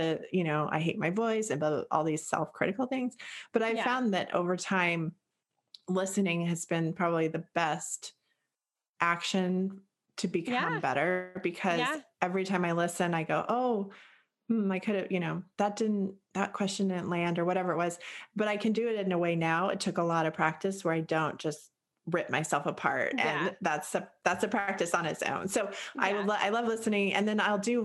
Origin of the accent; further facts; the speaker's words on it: United States; also born or lived in Boulder, Colorado, United States / Eugene, Oregon, United States; I grew up in a Boulder, Colorado, which is a 10. And then I grew up in Eugene, Oregon